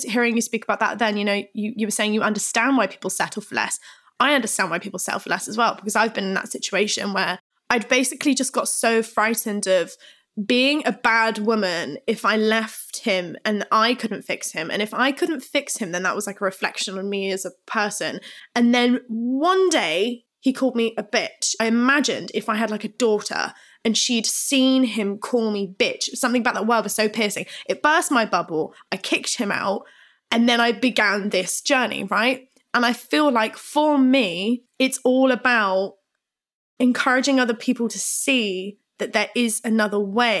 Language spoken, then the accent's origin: English; Plymouth, South West England, United Kingdom; I grew up in Plymouth and I was seeing all of this stuff